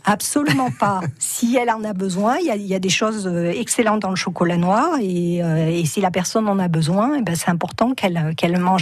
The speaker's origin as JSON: {"language": "French", "area": "Cantal", "region": "Auvergne-Rhône-Alpes", "country": "France", "tie": "born or raised there", "said": "je suis une petite fille de paysan. Hein. je suis originaire du Cantal"}